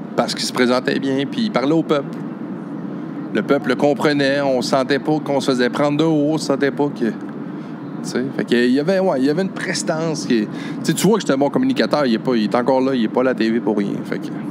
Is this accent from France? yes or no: no; Chute-aux-Outardes, Quebec, Canada; j'habitais chute aux Outardes, mon village natal